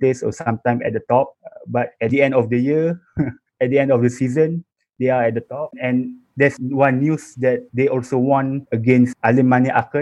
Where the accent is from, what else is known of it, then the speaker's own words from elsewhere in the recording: Malaysia; from Malaysia